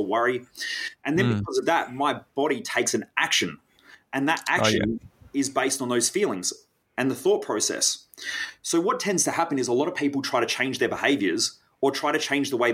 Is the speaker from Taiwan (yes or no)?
no; South Australian countryside, Australia; growing up in the South Australian countryside, there were a lot of brown snakes.